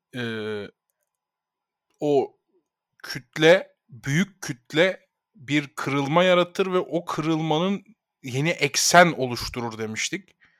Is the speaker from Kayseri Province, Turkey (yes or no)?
no; Ankara, Turkey; Ankara büyüdüğüm yer zaten